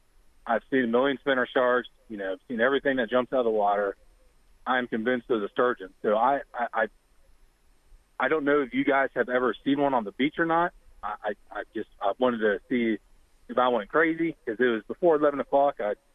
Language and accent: English; Boca Grande, Florida, United States; I grew up in Boca Grande. Used to the hammerheads.